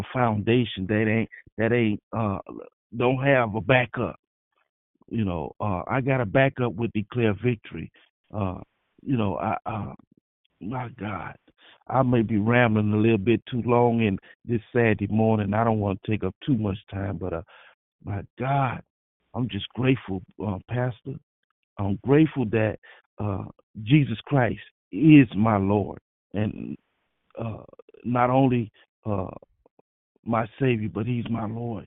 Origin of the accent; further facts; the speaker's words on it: Florida, United States; now in California, United States; I'm from Florida, and we used to have hurricanes, and we still have hurricanes